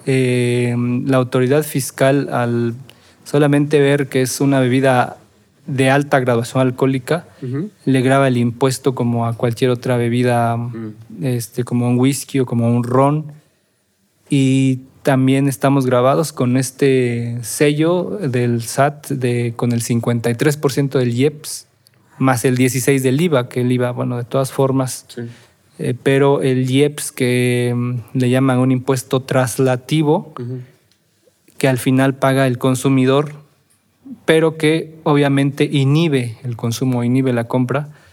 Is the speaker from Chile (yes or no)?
no; Oaxaca, Mexico; la celebración más importante como oaxaqueños y no sé si como mexicanos, pero sí como oaxaqueños